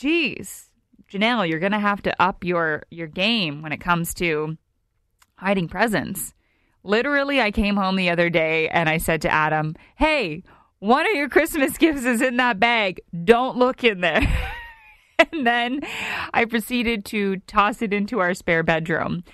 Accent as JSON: {"language": "English", "country": "Canada", "said": "our Canadians"}